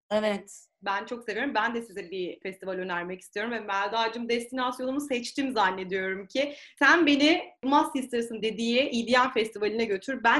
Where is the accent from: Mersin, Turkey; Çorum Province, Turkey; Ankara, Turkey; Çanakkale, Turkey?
Çanakkale, Turkey; Behram; Biz Behramlıyız ya.